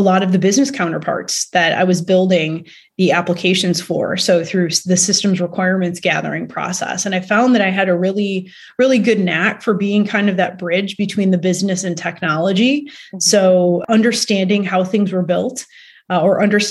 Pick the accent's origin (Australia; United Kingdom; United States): United States; Cleveland, Ohio; moved away as an adult; also born or lived in New Jersey; now in Chicago, United States; I'm from Cleveland, Ohio